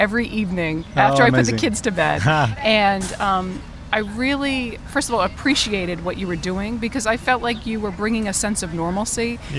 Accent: New England, United States; I'm from New England.

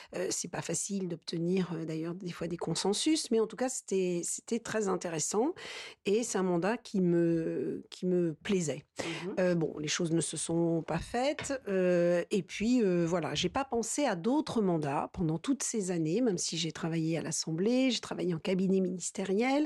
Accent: La Châtre, Centre-Val de Loire, France; je suis née dans le sud du département, La Châtre

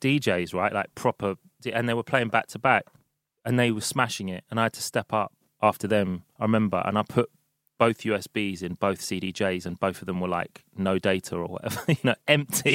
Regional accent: London, United Kingdom; i've been in london since first week of march

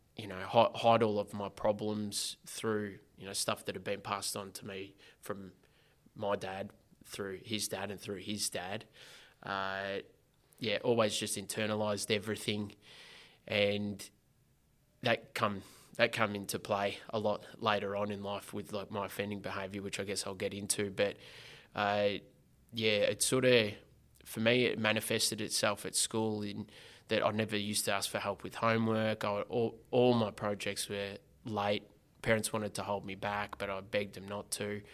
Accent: Geelong, Victoria, Australia; I grew up down in Geelong in a housing commission home

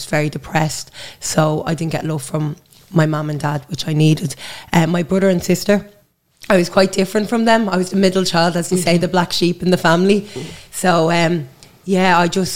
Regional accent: Dublin, Leinster, Ireland; now in Drimnagh, Dublin, Ireland; I grew up in Blanchardstown. I'm living in Drimna now

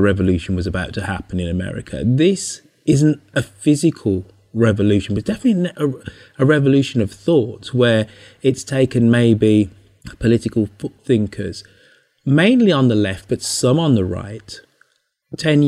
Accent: United Kingdom; I'm a Brit

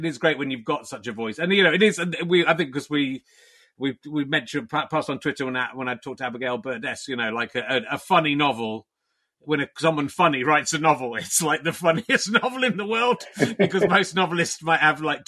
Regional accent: Somerset, South West England, United Kingdom; also born or lived in Pocklington, Yorkshire; I was born in Yorkshire, but I grew up in Somerset

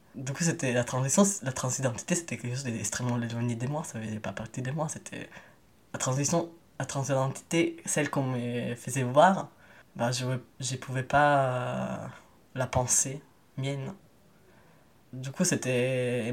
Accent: Italy; now in France; je suis un migrant italien

